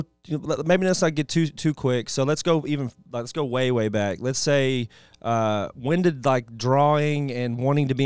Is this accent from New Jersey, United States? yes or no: no; Texas, United States; I'm from Texas